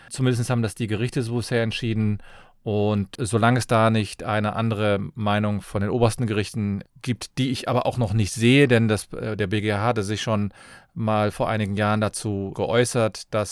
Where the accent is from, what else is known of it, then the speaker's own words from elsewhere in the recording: Cologne, North Rhine-Westphalia, Germany; Ich komme aus Köln, bin Fachanwalt für Familienrecht